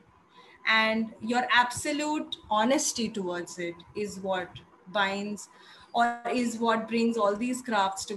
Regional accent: Agra, Uttar Pradesh, India; I come from Agra

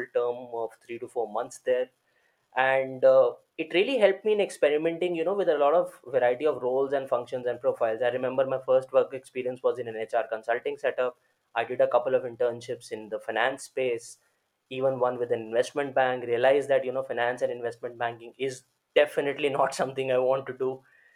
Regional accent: Delhi, India; born and brought up in Delhi, and I did my schooling my entire life in Delhi

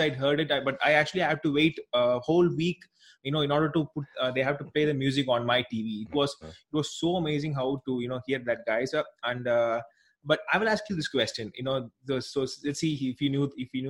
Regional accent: South India, India; I'm actually from India

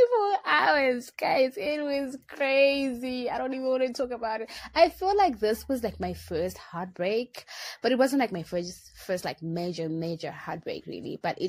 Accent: Harare, Zimbabwe; I am the girl from Harare

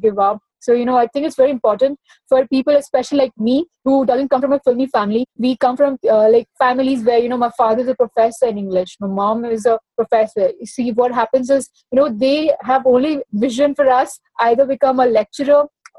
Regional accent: Odisha, India; now in Mumbai, India; I was growing up in Orissa

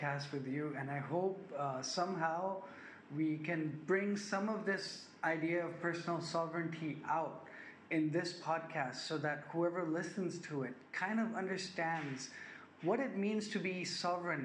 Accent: Bangkok, Thailand; I live in Bangkok, Thailand. I'll start with that. I grew up here. I'm a Thai Sikh. I'm a Thai Indian.

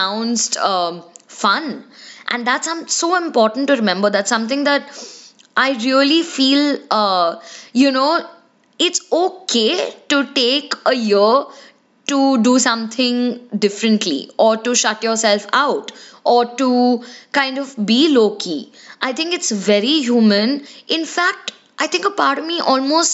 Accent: India; we as Indian kids

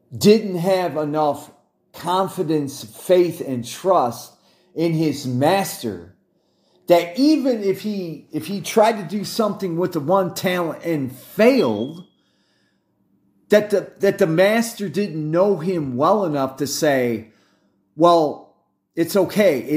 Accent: United States; I'm an American and I'm former U S Army

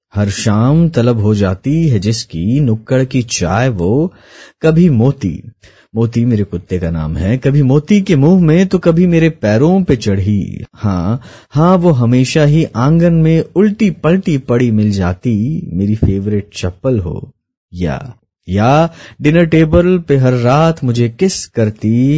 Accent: Port Blair, Andaman and Nicobar Islands, India; मैं port player Andaman Nicobar द्वीप समूह में पला बड़ा हूँ

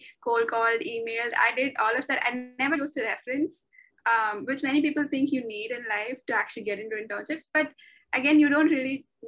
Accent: Chennai, Tamil Nadu, India; moved away as an adult; also born or lived in Singapore; now in Bangkok, Thailand; I am from Chennai. I was born in Chennai. I grew up in Chennai. I lived in Chennai for 23 years of my life until I moved out to Singapore.

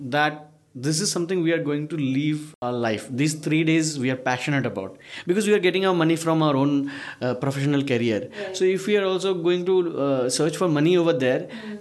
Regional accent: Northeast India, India; i am a bengali Prashant is a South Indian. Uh, Shreyas is a Maharashtrian. Chandan is also from Calcutta. I'm from Northeast though.

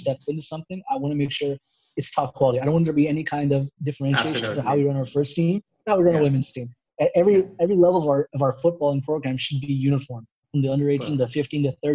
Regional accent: United States; being an American

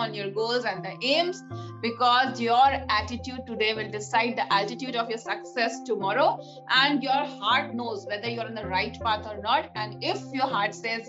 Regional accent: India; being an Indian woman

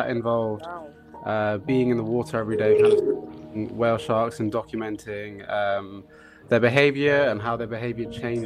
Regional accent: London, United Kingdom; I'm from South London, originally here in England

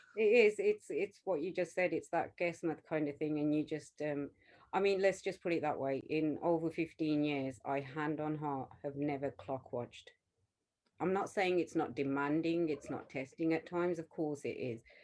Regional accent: Smethwick, West Midlands, United Kingdom; we grew up in Smethwick, which is a predominantly kind of Punjabi Sikh area

